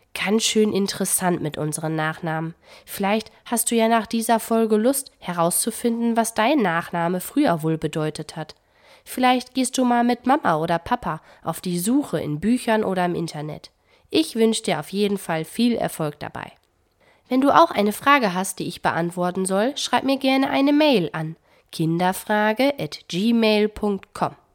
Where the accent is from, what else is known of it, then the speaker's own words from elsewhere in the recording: Germany; bei uns in Deutschland